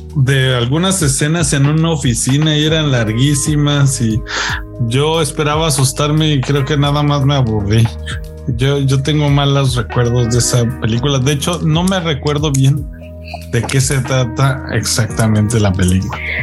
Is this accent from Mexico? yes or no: yes; Mexico; los que somos mexicanos